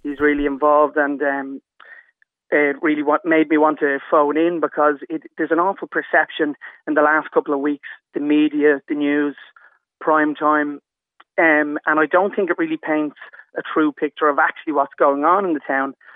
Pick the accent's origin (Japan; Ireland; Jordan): Ireland; Dublin, Leinster; moved away as an adult; now in Drogheda, Ireland; I'm actually from Dublin myself